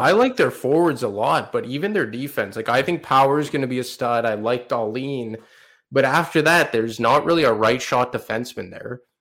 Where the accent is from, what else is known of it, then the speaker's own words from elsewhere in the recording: Montreal, Quebec, Canada; Montreal, in my hometown right now